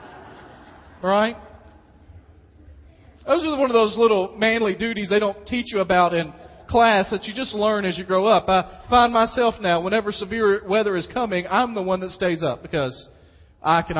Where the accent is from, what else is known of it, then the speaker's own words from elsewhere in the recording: West Tennessee, United States; moved away; also born or lived in Dyersburg, Tennessee; I grew up in West Tennessee